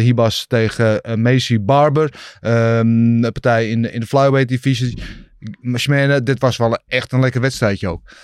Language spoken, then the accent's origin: Dutch; Netherlands; wij als Nederlanders